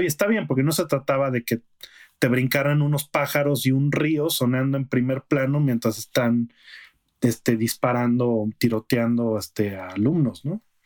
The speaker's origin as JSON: {"language": "Spanish", "region": "Aguascalientes", "country": "Mexico", "moved": "yes", "said": "allá en Aguascalientes, de donde yo soy"}